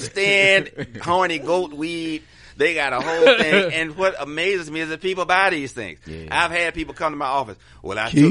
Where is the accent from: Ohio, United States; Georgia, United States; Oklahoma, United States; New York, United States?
Georgia, United States; Atlanta; I'm a native Atlanta. Atlanta, born and raised in the SWAT in Bend Hill